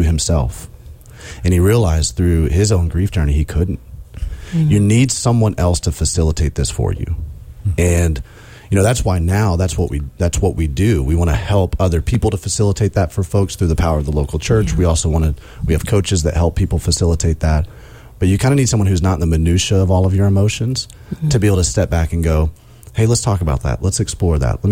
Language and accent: English; Alabama, United States; also born or lived in South Carolina; now in Indiana, United States; I'm growing up in Alabama